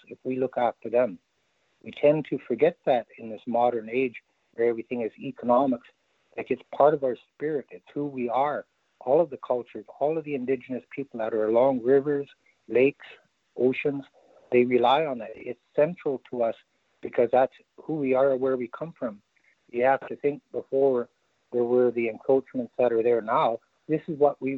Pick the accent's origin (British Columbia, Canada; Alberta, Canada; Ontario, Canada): British Columbia, Canada; Wet'suwet'en territory, born in Prince Rupert; also born or lived in North Pacific Cannery, British Columbia; in the winters, we were raised in Tulpa on the territory here